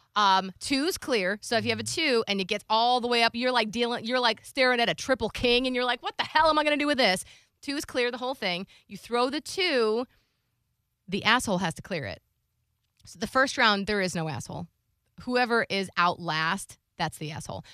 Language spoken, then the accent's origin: English; Florida, United States; I'm from Florida.